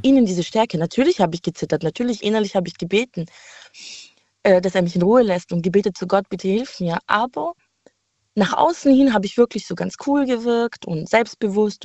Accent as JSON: {"language": "German", "town": "Heilbronn", "region": "Baden-Württemberg", "country": "Germany", "said": "ich komme aus Heilbronn"}